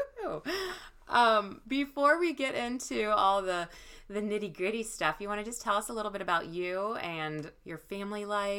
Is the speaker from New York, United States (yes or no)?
no; Gahanna, Ohio, United States; So we both grew up in Gahanna, Ohio.